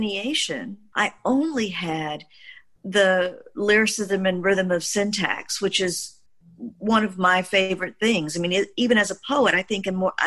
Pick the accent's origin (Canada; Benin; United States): United States; Mississippi; as a Black child growing up in Mississippi